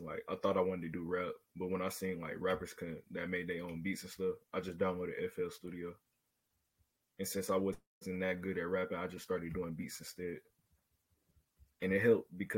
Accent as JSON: {"language": "English", "town": "Atlanta", "region": "Georgia", "country": "United States", "said": "I'm 16. I'm from Atlanta, Georgia"}